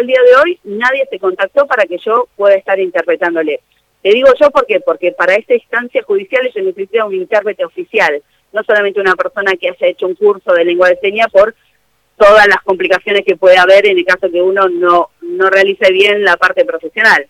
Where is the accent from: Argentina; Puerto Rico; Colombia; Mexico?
Argentina; Buenos Aires; moved away as an adult; now in San Nicolás, Argentina; yo soy de Buenos Aires, hace 12 años estoy acá en San Nicolás